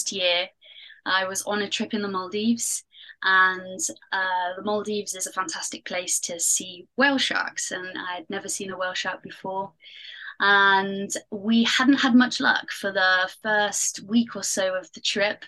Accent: Pembrokeshire, Wales, United Kingdom; moved away; also born or lived in Canary Islands; I'm from Pembrokeshire in Wales. And so I grew up next to the ocean.

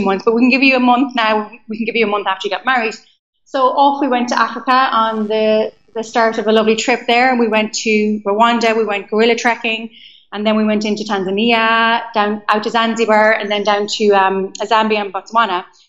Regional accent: County Leitrim, Connacht, Ireland; moved away as an adult; also born or lived in London / Amsterdam; I am from a small county in the west of Ireland called Leitrim

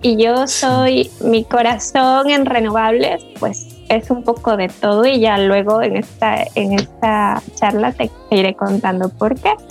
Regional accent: Loja, Ecuador; moved away as an adult; also born or lived in Cuenca, Ecuador; now in Madrid, Spain; soy eh, lojana de una ciudad muy pequeñita del sur del Ecuador.

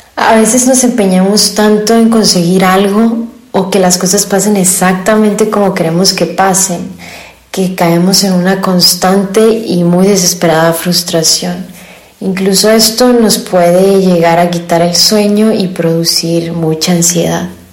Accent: Hermosillo, Sonora, Mexico; soy de Hermosillo, Sonora

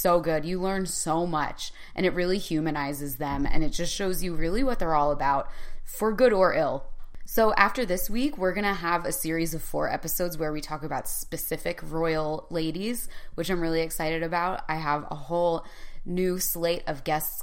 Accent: United States; now in London, United Kingdom; as American expats living in London

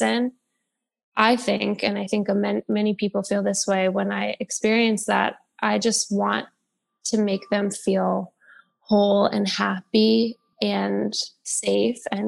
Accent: New York, United States; I'm from New York, so I've experienced the city change quite a bit

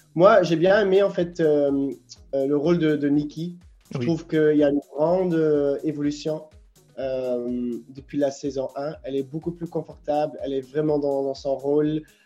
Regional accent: Ghent, Flanders, Belgium; French is a second language; now in Brussels, Belgium; je suis originaire de Gand, mais j'ai déménagé à Bruxelles aussi

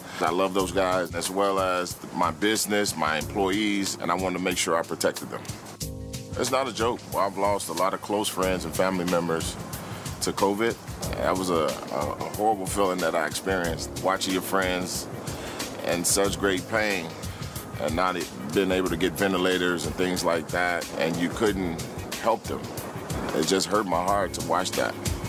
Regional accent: Chicago, Illinois, United States; born and raised in Chicago, Southside Oak Hill Gardens, entrepreneur in the city of Chicago

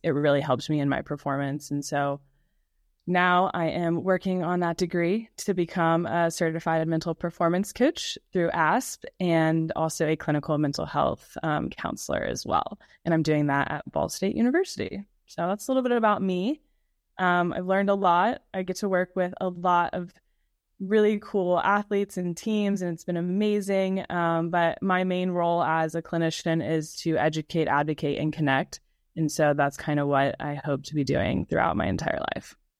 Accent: Baton Rouge, Louisiana, United States; also born or lived in Kentucky; I am born and raised in Baton Rouge, Louisiana. So I am a Southern girl through and through

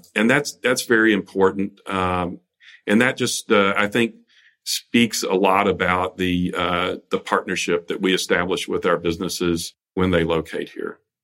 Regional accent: South Carolina, United States; moved away as an adult; also born or lived in Washington, D.C.; my home state of South Carolina

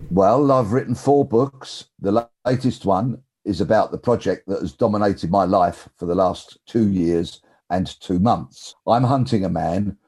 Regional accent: London, United Kingdom; I'm from South London

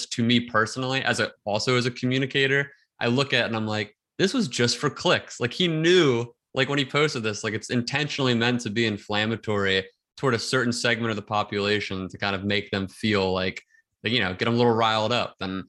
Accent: outside Philadelphia, Pennsylvania, United States; I grew up like right outside Philadelphia.

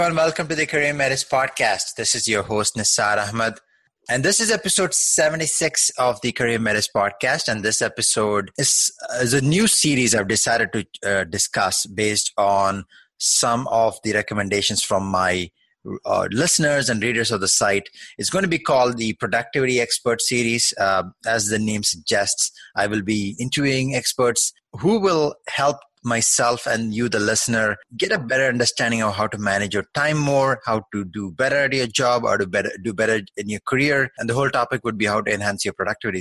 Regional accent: Canada; also born or lived in Toronto; I am a fellow Canadian myself. I'm based in Toronto

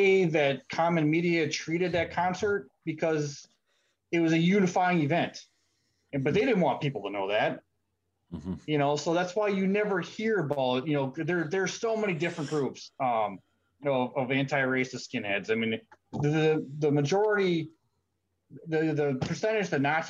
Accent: Midwest of the United States, United States; I'm from the Midwest of the United States. I grew up in a relatively rural area

